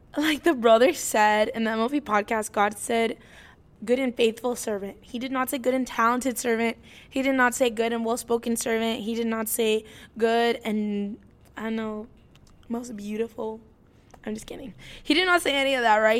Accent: Indiana, United States; also born or lived in California; I was born in California, but I was raised here in Indiana

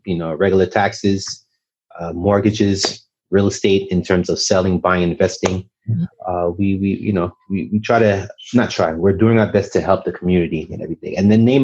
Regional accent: Montreal, Quebec, Canada; moved away; young Haitian American. I grew up in Montreal, Canada

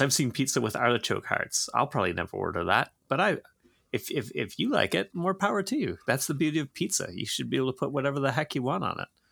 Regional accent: Georgetown, Ontario, Canada; growing up in Georgetown

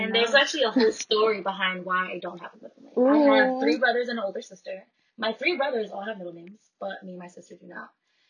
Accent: Bridgeport, Connecticut, United States; also born or lived in Stratford, Connecticut; I grew up in Bridgeport. And I moved to Stratford my freshman year of high school.

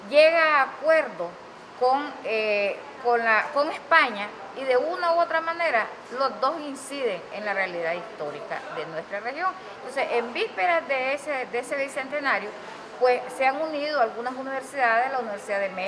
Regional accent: Caribbean coast, Nicaragua; nosotros también somos nicaragüenses.

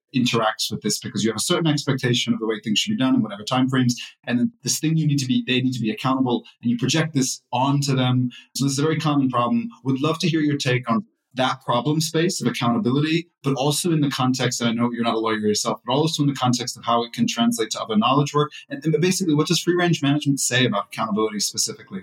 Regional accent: United States; now in Europe; I'm also an American living in Europe

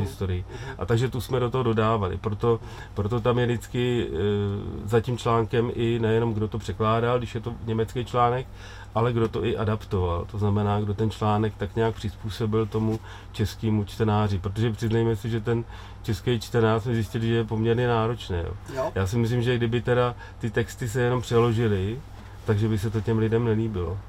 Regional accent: Czechia; U nás v Čechách

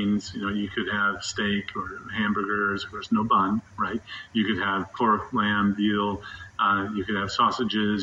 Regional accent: Midwest, United States; now in Durham, United States; I grew up in the Midwest, having bratwurst and sauerkraut and mustard

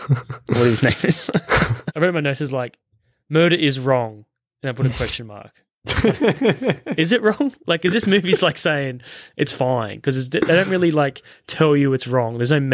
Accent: Australia; we're Australian

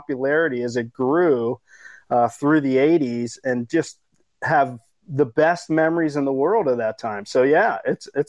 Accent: East Coast, United States; where I grew up on the East Coast

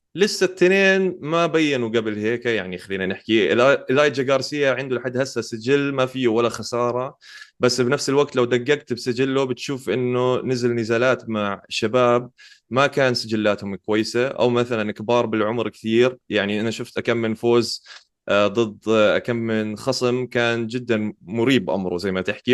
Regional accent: Jordan; عندنا بالأردن

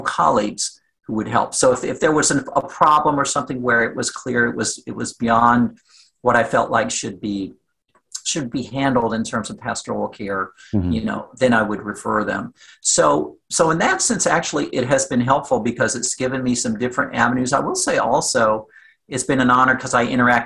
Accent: Southwest Virginia, United States; moved away; I was born and raised in Southwest Virginia

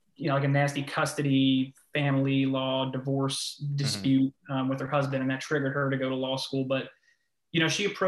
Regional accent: Manahawkin, New Jersey, United States; moved away as an adult; also born or lived in Pennsylvania; now in North Carolina, United States; originally I'm from Manahawkin, New Jersey. It's a small town in South Jersey by the beach

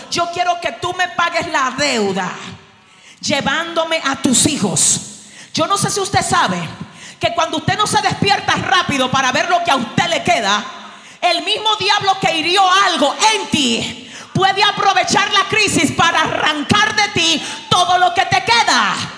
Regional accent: Dominican Republic; Yo vengo desde República Dominicana

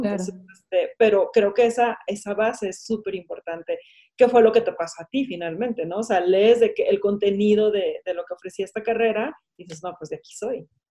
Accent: Mexico; aquí en México

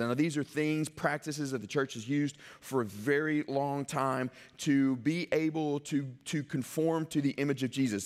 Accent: Mississippi, United States; I grew up in Uport, Mississippi

